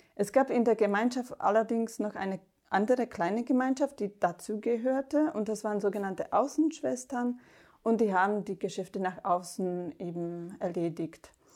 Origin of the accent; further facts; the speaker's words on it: Slovakia; German is a second language; moved away as an adult; now in Germany; Ich komme aus der Slowakei und habe erst im Kloster in Deutschland Deutsch gelernt